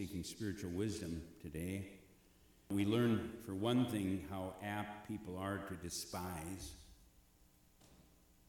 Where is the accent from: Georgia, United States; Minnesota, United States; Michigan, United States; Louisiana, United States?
Minnesota, United States; Eagle Bend; I grew up near Eagle Bend, was near Bertha Ricetown, and that was the first appointment that I had just a few miles down the road from my hometown